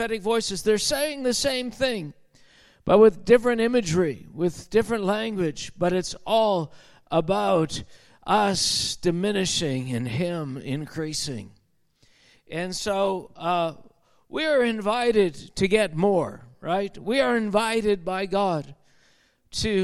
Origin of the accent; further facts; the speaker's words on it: Canada; we're from Canada